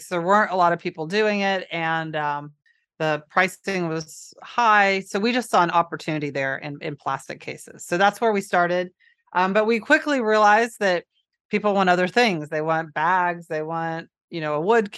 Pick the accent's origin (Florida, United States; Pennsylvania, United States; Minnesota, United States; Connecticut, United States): Florida, United States; I'm from Florida